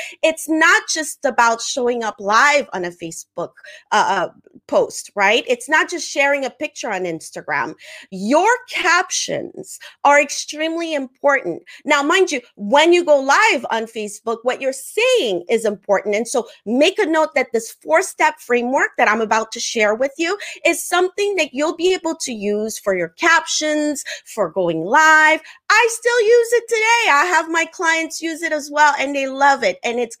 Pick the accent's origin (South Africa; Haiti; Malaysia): Haiti; first language French; English is a second language; also born or lived in Africa; I'm originally from the Caribbean. I'm Haitian. I grew up part of my life in Africa. All that to share with you is that my mother language is French and Creole, not English.